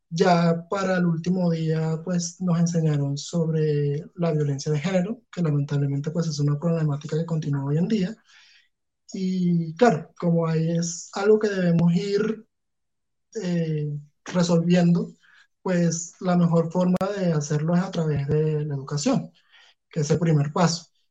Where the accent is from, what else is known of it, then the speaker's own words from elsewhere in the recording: Punto Fijo, Falcón, Venezuela; now in Bogotá, Colombia; yo salí de Punto Fijo con mi papá